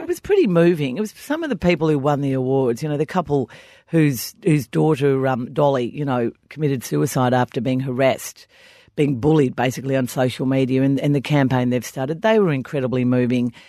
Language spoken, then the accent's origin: English; Australia; as we Australians do pretty much every public holiday